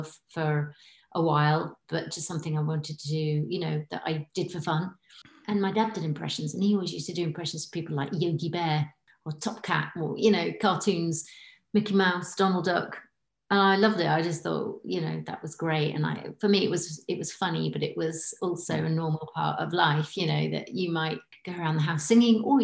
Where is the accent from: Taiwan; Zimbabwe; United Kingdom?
United Kingdom; Hull, Yorkshire and the Humber; also born or lived in New Zealand; now in Poole, United Kingdom; I'm from Hull, but I live in Poole